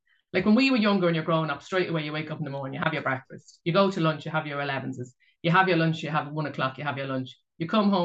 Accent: Ireland; I'm from Ireland and a Roman Catholic

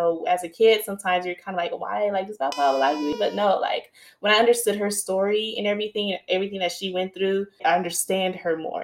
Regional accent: Los Angeles, California, United States; moved away as an adult; now in Atlanta, United States; I grew up in a 2-parent household in South Central

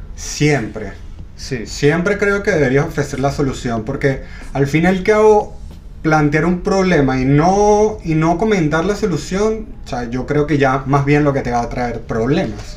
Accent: Venezuela; also born or lived in Ireland; now in Chile; Yo soy de Venezuela, eh, viví en Irlanda y ahora vivo en Chile.

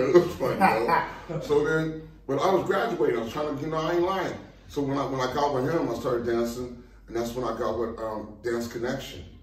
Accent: Pasadena, California, United States; born there; Actually, that's where I was born in Pasadena.

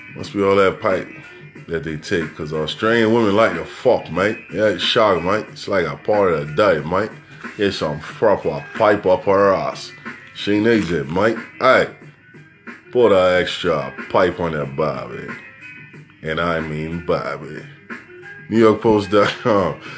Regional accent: New York City, New York, United States; I'm from New York City

